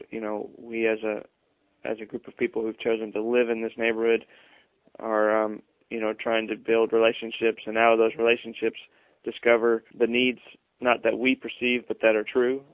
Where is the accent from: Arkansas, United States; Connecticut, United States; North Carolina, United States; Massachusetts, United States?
Arkansas, United States; moved away; also born or lived in Lakeland; I'm from Arkansas originally